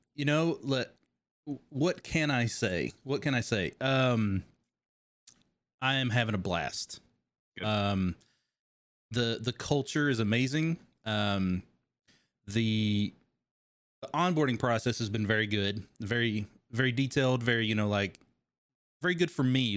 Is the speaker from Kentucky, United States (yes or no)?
yes; Kentucky, United States; I grew up in Kentucky